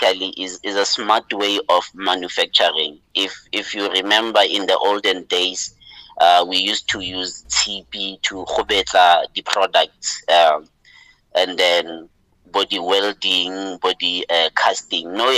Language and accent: English; Mahikeng, North West, South Africa; moved away as an adult; now in Gauteng, South Africa; I'm from Lotlhakane in Mafikeng, you know, the greater Botswana, the only place we call home as Botswana, you know. So I was born there, raised there, lived there, you know, until I went to study at Wits